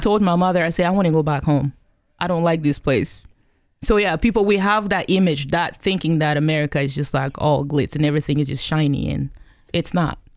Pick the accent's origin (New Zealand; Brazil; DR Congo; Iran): DR Congo; also born or lived in Kigali, Rwanda; now in Pacific Northwest, United States; I came here from the Congo, formerly known as Zaire, um, back in nineteen ninety-six